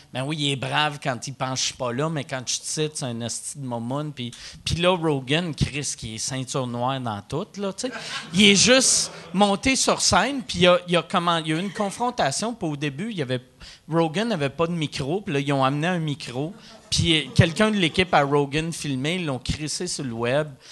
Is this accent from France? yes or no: no; Quebec City, Quebec, Canada; je viens de Québec